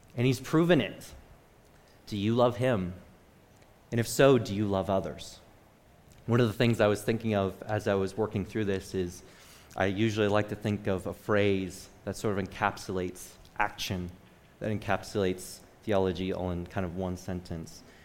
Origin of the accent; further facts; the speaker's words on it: Michigan, United States; I'm from Michigan.